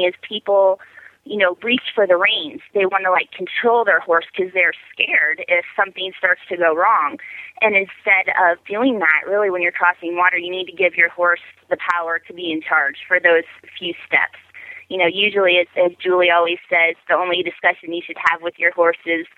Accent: Ohio, United States; now in Colorado, United States; I grew up in Ohio

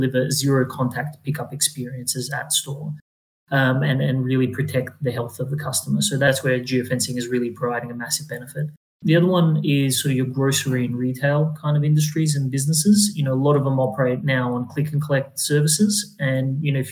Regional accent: Adelaide, South Australia, Australia; moved away; also born or lived in Europe; I grew up in Adelaide

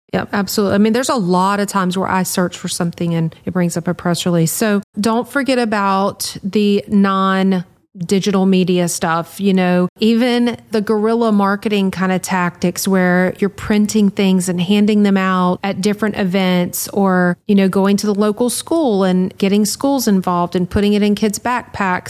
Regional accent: Louisiana, United States; we're from Louisiana

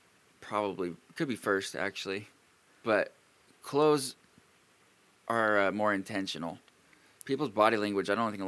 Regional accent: Pacific Northwest, United States; I'm from the Pacific Northwest

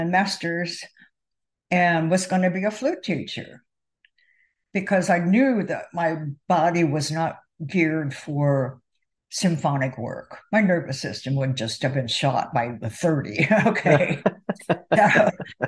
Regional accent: Ohio, United States; moved away; I would go back to my hometown to see my parents, and I would go out to lunch with the band director

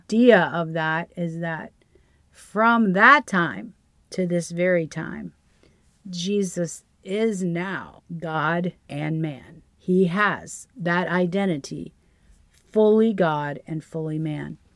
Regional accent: the South, United States; we're from the South

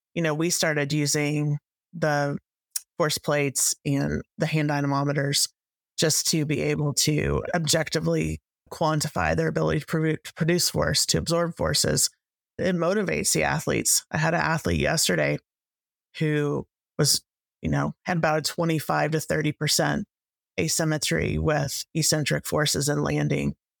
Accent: Texas, United States; I'm actually from Texas, just north of Frisco

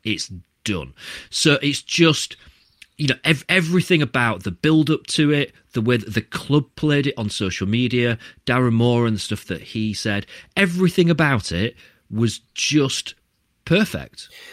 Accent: Barnsley, Yorkshire and the Humber, United Kingdom; I was born in Barnsley. I grew up with Barnsley fans all the way around me

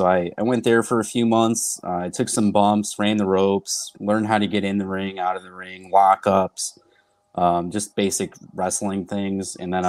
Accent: Rochester, New York, United States; So I'm from Rochester, New York. UPW is the local school here.

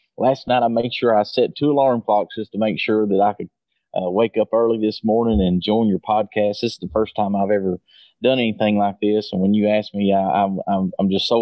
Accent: Blackey, Kentucky, United States; I was born and raised in a little small town called Blackie, Kentucky, which is located in Eastern Kentucky, Letcher County.

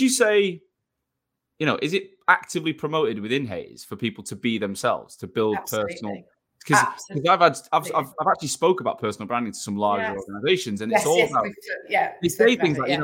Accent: Manchester, North West England, United Kingdom; moved away as an adult; now in London, United Kingdom; I'm from Manchester, I'm living in London

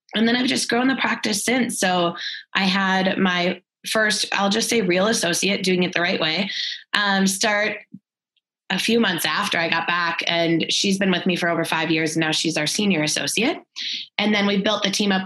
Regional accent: Minnesota, United States; moved away as an adult; also born or lived in Texas; now in Fort Collins, United States; we're both originally from Minnesota

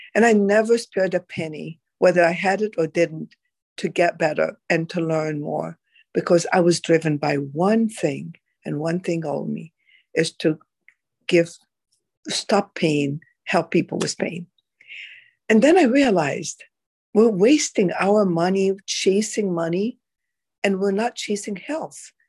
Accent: Egypt; moved away; I am originally from Egypt

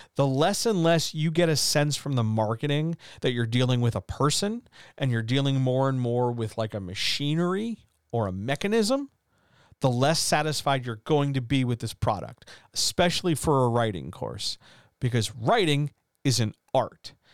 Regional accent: United States; I'm an American.

